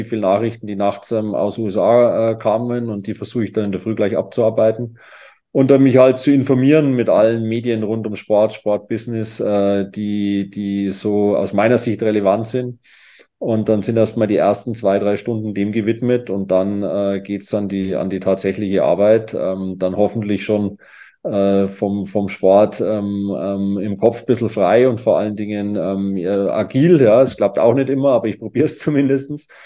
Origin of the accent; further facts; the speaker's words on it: Kitzbühel, Tyrol, Austria; Aber wenn wir so einen klassischen Tag in Kitzbühel nehmen, das ist ja meine Heimat